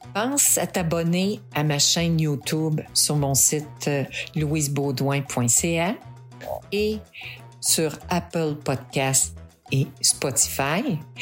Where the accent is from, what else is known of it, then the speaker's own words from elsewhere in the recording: Drummondville, Quebec, Canada; Je viens de Drummondville, le centre du Québec